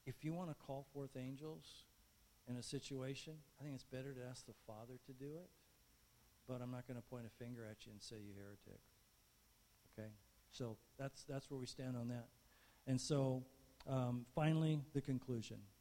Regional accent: Barstow, California, United States; I was growing up in Barstow

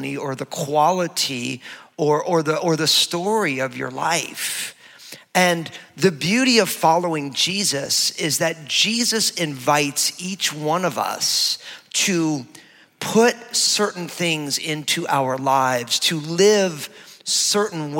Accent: New York, United States; we're Italian from New York

